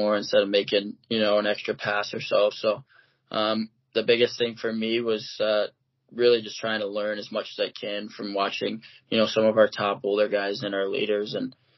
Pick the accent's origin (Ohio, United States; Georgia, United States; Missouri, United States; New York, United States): Ohio, United States; Toledo; moved away; I grew up in Toledo, Ohio, which is like 45 minutes from Ann Arbor